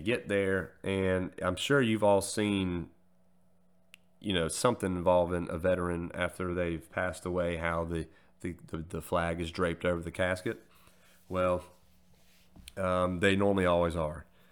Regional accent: forty-five minutes from Goldsboro, North Carolina, United States; also born or lived in Greenville, North Carolina; here in my hometown, 'cause like I mentioned, I was stationed, I think I mentioned it, I was stationed in Goldsboro. You join the Air Force to, to go see the world, and you get fucking stationed forty-five minutes from home

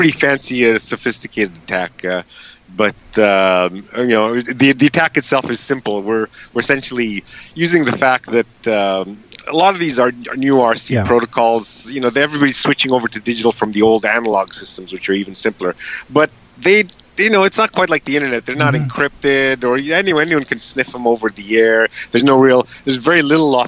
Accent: Canada; I'm from Canada

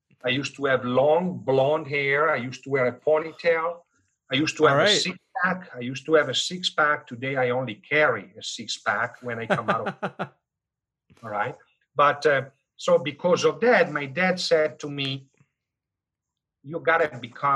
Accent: northern Italy, Italy; now in Houston, United States; I am a Swiss citizen, but I was born and raised in the northern part of Italy.

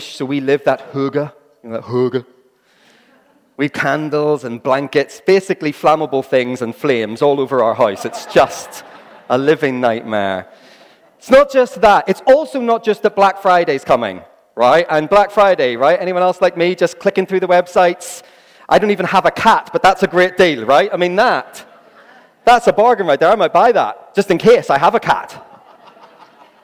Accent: Northern Ireland, United Kingdom; I'm from Northern Ireland

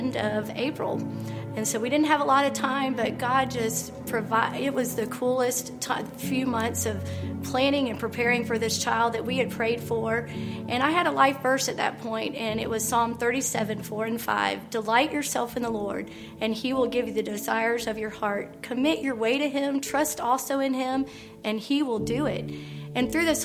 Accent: Tallahassee, Florida, United States; also born or lived in Augusta; I grew up in Tallahassee

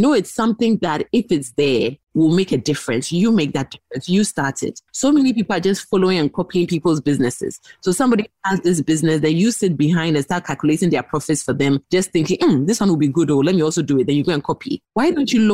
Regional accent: Ghana; I'm from Ghana, so I'm using the name of my country.

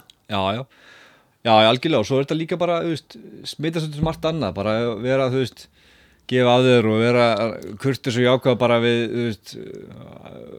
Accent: Selfoss, Southern Region, Iceland; ég er alltaf frá Selvfósi

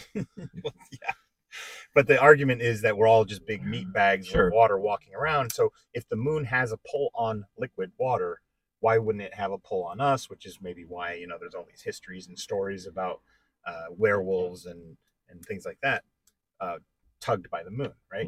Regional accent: East Coast, United States; moved away; also born or lived in Midwest; I grew up in the East Coast

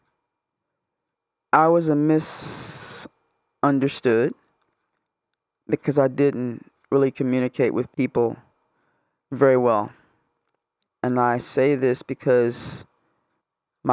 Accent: New York, United States; moved away; I'm originally from New York.

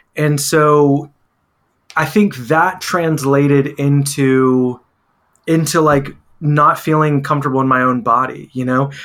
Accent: Texas, United States; Growing up in Texas, uh, in the Latino community

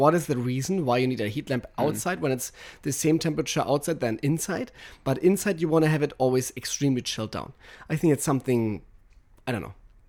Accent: Germany; I apologize as a German right here.

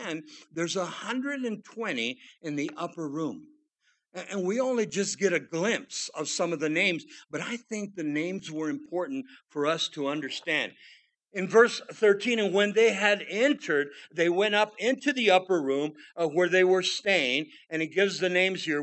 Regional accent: Southern California, United States; I grew up in Southern California, and I grew up a staunch Catholic

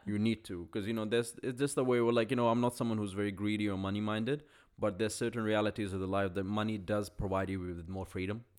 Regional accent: India; this is me being Indian

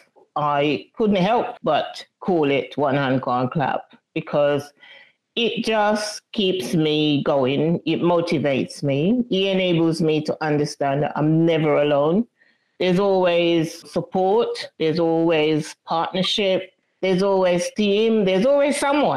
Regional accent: Jamaica; I was brought up in Jamaica in a very tight-knit community

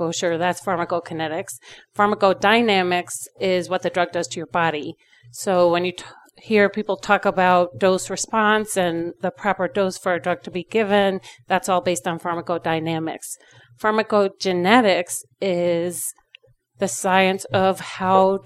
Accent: New York, United States; also born or lived in Rochester; I was born and raised in New York

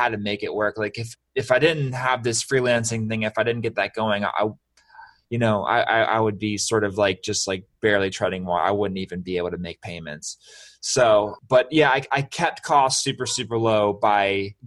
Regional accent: Baltimore, Maryland, United States; I'm from Baltimore

